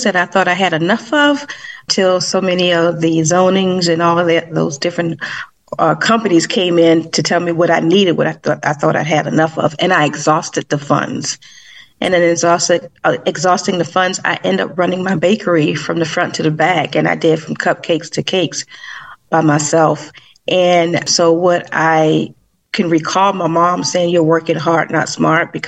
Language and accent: English; Savannah, Georgia, United States; I started baking when I was about 8 years old in Savannah, Georgia, because that's my hometown